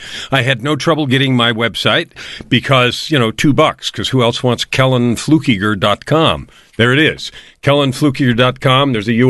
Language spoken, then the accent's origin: English; San Francisco, California, United States; Well, I grew up in born in San Francisco, raised in what looked like a traditional two-family home.